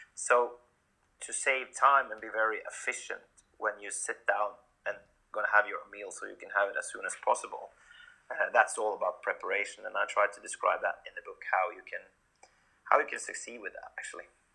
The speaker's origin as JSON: {"language": "English", "country": "Norway", "tie": "born or raised there", "also_born_or_lived": "Sweden", "moved": "as an adult", "said": "I'm born and raised in Norway, so I started my career here as well"}